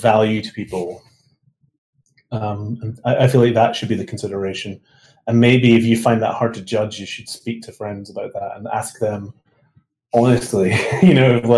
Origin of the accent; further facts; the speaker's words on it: Scotland, United Kingdom; moved away as an adult; I'm from Scotland